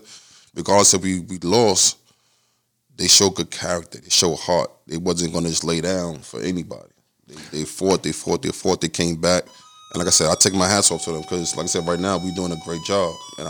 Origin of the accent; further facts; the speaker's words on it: New York, United States; I'm from New York. I live here